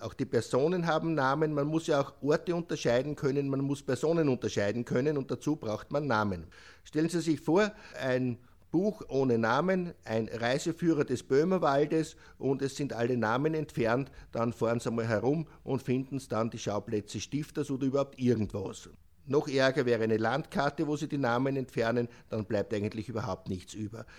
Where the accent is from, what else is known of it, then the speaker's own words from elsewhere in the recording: Austria; Bei uns in Österreich